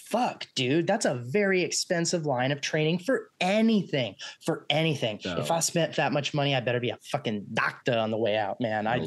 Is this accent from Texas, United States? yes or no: yes; Texas, United States; now in Los Angeles, United States; We're from Texas